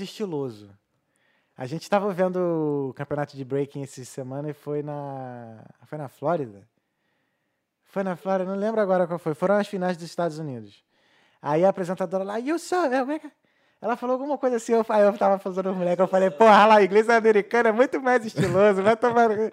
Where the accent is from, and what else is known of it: Rio de Janeiro, Brazil; accent: chiado; moved away as an adult; now in Dublin, Ireland